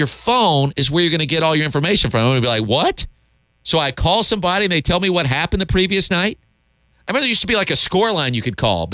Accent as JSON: {"language": "English", "town": "Columbia", "region": "South Carolina", "country": "United States", "tie": "born or raised there", "said": "I grew up in Columbia"}